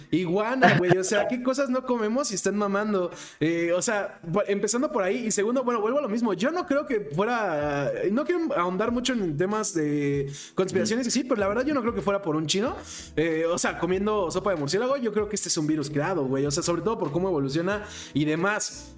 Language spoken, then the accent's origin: Spanish; Mexico; soy mexicano